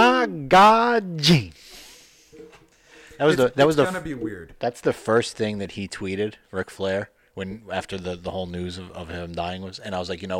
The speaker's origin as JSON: {"language": "English", "region": "New Jersey", "country": "United States", "said": "I says, North Jersey."}